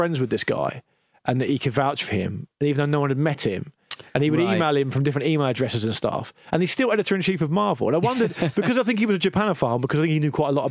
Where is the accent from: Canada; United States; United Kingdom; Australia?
United Kingdom